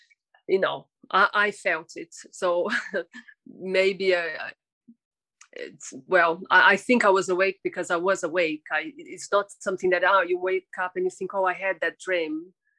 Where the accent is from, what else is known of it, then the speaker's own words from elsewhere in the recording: São Paulo, Brazil; São Paulo.